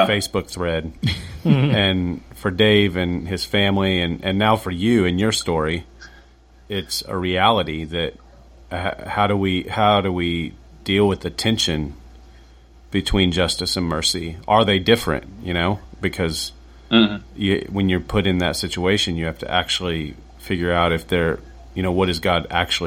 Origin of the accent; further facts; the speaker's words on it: United States; as an American